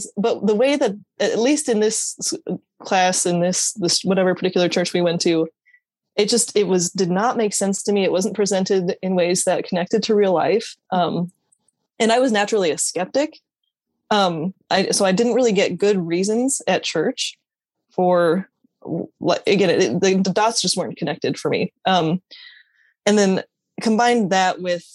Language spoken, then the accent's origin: English; Aurora, Colorado, United States; moved away as an adult; now in Des Moines, United States; I reside in Des Moines, Iowa, but I grew up in Aurora, Colorado